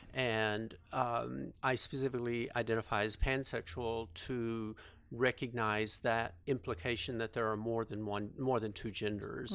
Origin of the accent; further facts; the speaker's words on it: Fort Worth, Texas, United States; I grew up in, uh, a suburb of Fort Worth